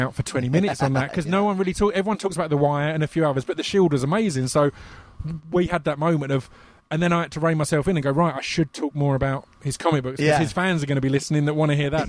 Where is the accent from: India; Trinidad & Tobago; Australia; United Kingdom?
United Kingdom; for me as a British guy